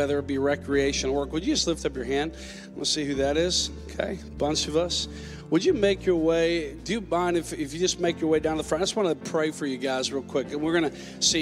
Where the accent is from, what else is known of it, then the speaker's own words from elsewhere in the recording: Minnesota, United States; moved away; I'm originally from Minnesota